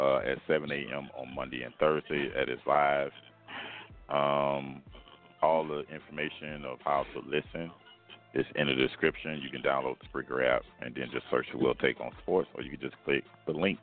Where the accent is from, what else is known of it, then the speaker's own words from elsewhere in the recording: Miami, Florida, United States; I'm not from L.A. I'm from Miami